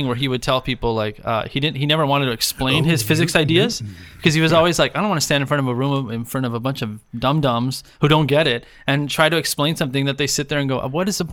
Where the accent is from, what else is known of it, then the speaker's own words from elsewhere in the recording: Argentina; also born or lived in Mexico; now in United States; I'm from Argentina. So I was born and raised there